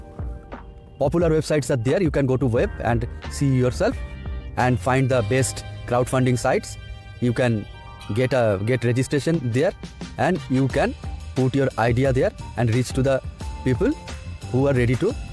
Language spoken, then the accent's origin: English; India; I am from India